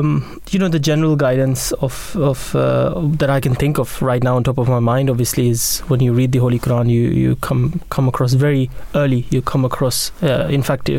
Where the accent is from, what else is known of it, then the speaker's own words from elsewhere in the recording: Pakistan; also born or lived in Norway; now in United Kingdom; So I'm now a British citizen, and my body has adjusted to the rain and the climate here.